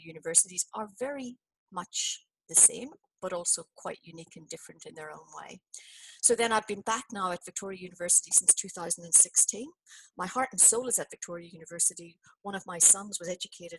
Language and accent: English; Belfast, Northern Ireland, United Kingdom; moved away as an adult; also born or lived in New Zealand; now in Australia; I emigrated from Belfast to New Zealand in, you know, late 80s.